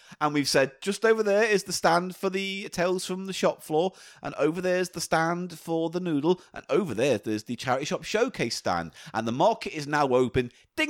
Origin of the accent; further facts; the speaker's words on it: Birmingham, West Midlands, United Kingdom; Please don't do the accent. Well, here we go. I'm from Birmingham.